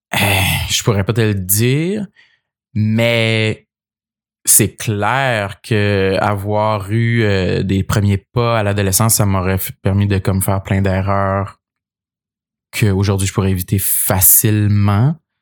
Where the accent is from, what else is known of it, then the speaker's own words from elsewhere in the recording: Gaspésie, Quebec, Canada; j'ai grandi en Gaspésie